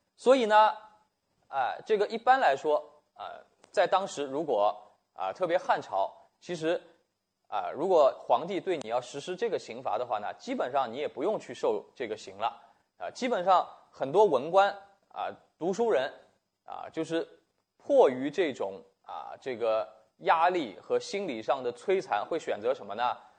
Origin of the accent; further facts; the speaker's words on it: China; 我们中国人